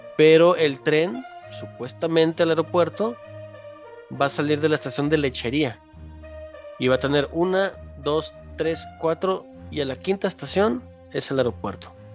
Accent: Mexico; como mexicanos, los mexicanos, los que pagamos impuestos

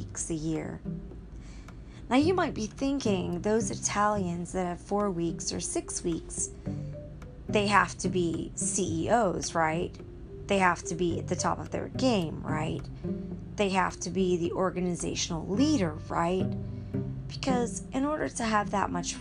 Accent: United States; So I was born in America, and I've lived most of my life in America.

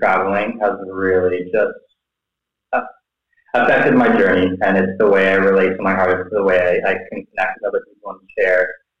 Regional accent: close to Toronto, Ontario, Canada; moved away as an adult; now in Thailand; I grew up in Canada, close to Toronto

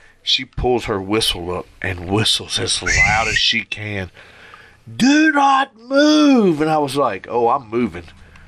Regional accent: Arkansas, United States; I'm from Arkansas

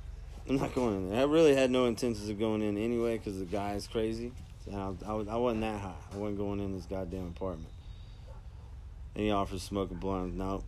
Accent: Mississippi, United States; I'm from Mississippi. And I was a crazy white guy at one point hanging out with you.

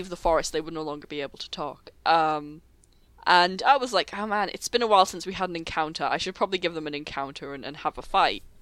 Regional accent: Texas, United States; accent: Texan; that's always the voice I would use if it wasn't my Texan.

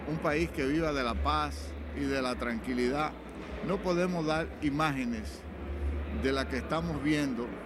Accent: Dominican Republic; yo entiendo como dominicano

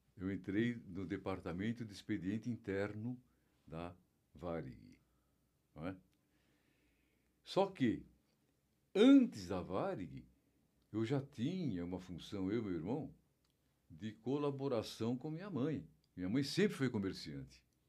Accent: São Paulo, Brazil; Morávamos na Ibirapuera também

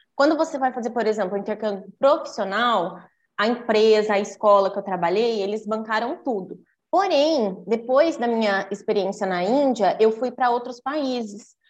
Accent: Brazil; sempre tive de tudo aqui no Brasil

